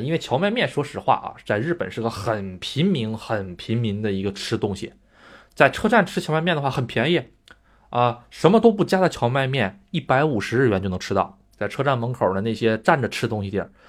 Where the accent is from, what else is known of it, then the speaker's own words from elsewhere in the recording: Northeast China, China; now in Japan; 我们东北那边还喜欢炸元宵啊